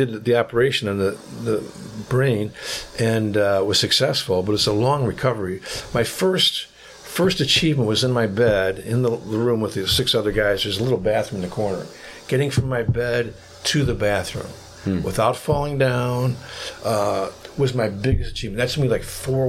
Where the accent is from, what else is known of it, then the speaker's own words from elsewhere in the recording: Michigan, United States; moved away as an adult; now in South Korea; one restaurant in my hometown where I grew up. I worked there in high school